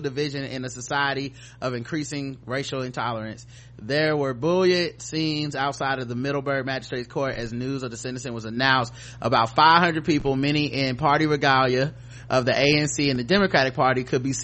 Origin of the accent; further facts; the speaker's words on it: North Carolina, United States; I'm from North Carolina, so I'm a Tar Heel